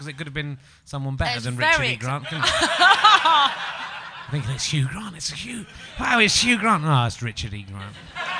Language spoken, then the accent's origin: English; England, United Kingdom; because I'm an English person